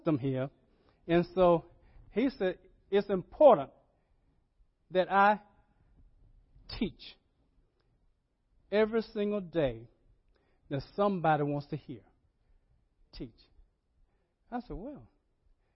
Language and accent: English; Rocky Mount, North Carolina, United States; when I was growing up in Ebenezer Baptist Church in Rocky Mountain, North Carolina.